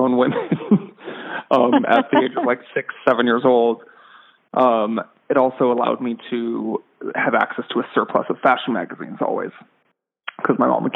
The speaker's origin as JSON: {"language": "English", "town": "San Diego", "region": "California", "country": "United States", "tie": "born or raised there", "said": "I was born and raised in San Diego, California."}